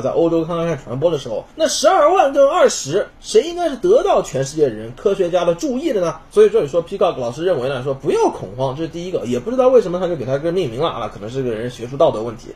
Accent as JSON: {"language": "Chinese", "country": "China", "said": "我们中国人"}